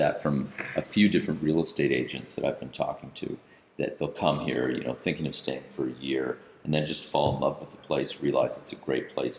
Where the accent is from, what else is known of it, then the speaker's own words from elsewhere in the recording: Canada; now in Antigua and Barbuda; being Canadian